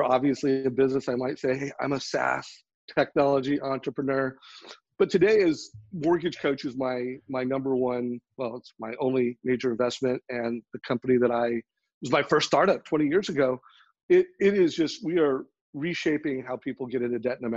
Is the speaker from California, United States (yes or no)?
yes; Huntington Beach, California, United States; I grew up in Huntington Beach